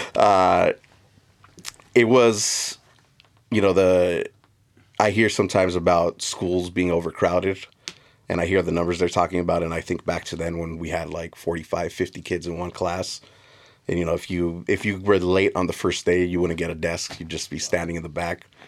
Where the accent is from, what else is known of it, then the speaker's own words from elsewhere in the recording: South Gate, California, United States; I grew up in Southeast L A in a little town called Southgate, which is a direct suburb of the city of L A.